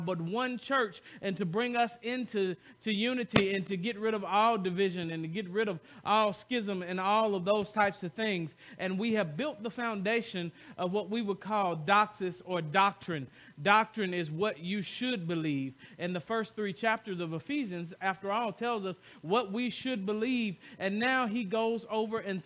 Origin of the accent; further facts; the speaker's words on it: the South, United States; I'm from the South